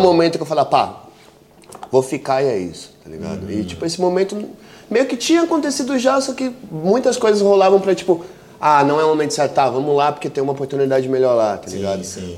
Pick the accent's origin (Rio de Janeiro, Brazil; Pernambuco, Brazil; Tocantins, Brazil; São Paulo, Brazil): São Paulo, Brazil; moved away as an adult; also born or lived in Barcelona / London; Eu sou de São Paulo, né, mano? Cidade grande